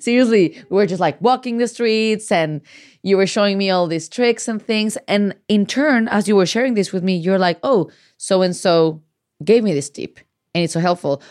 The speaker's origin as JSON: {"language": "English", "country": "Mexico", "tie": "born or raised there", "moved": "yes", "said": "growing up in Mexico"}